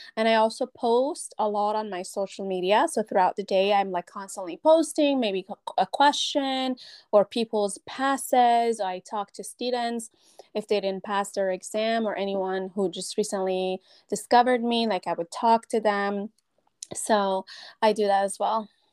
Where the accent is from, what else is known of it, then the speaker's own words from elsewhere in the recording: Iran; now in California, United States; I grew up in Iran. I was born in Iran.